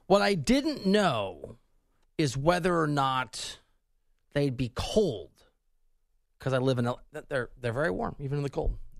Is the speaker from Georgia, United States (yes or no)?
no; Dubuque, Iowa, United States; moved away; also born or lived in Missouri; I'm from, I'm from Dubuque, Iowa, originally, high school, from there.